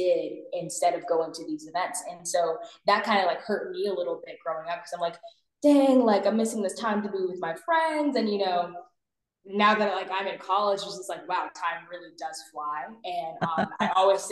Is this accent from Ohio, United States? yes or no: no; Maryland, United States; I'm from Maryland.